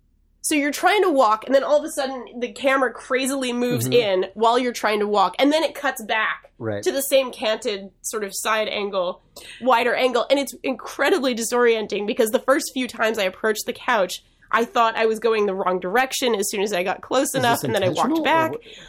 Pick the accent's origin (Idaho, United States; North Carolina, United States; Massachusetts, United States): Massachusetts, United States; accent: Boston; My natural accent. That's right. I did.